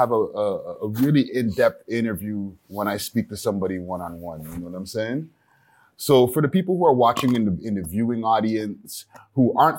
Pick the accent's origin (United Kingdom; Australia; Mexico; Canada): Canada; Montreal, Quebec; now in Toronto, Canada; I'm from Montreal originally